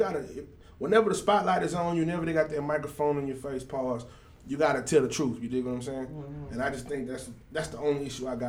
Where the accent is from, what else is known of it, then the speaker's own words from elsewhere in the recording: Houston, Texas, United States; now in Dallas, United States; I was born in Houston